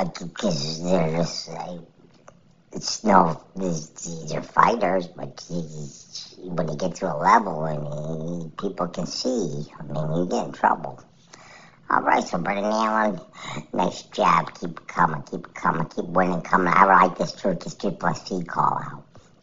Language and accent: English; Canada